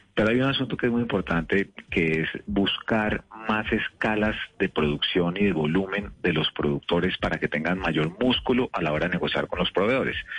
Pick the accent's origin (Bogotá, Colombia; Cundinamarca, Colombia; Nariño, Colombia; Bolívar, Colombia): Bogotá, Colombia; Yo soy de Bogotá con espíritu bayuno